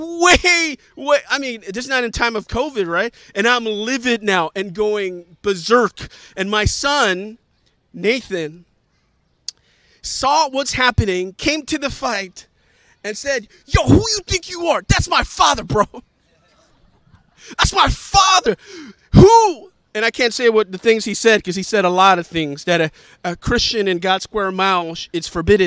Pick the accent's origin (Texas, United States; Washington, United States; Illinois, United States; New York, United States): New York, United States; New York City; I'm a New Yorker. I grew up here